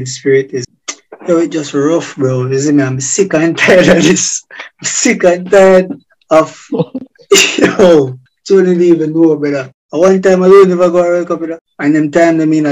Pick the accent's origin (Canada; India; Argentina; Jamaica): Jamaica; As a Jamaican